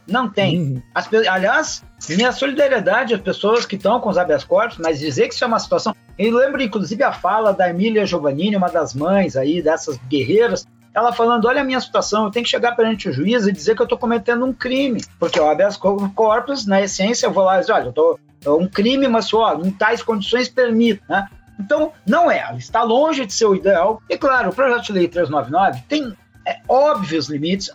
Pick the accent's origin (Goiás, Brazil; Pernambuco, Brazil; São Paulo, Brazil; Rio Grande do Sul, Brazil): Rio Grande do Sul, Brazil; do meu estado natal, Rio Grande do Sul